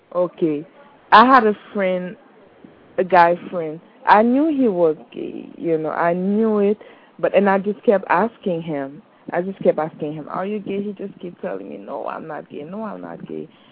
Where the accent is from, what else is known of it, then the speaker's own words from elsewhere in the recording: Haiti; moved away; I'm from Haiti